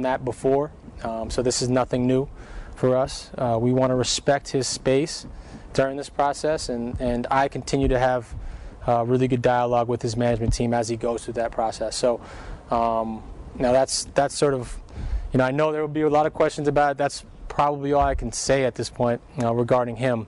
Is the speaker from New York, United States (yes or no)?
yes; New York City, New York, United States; moved away; my hometown, Brooklyn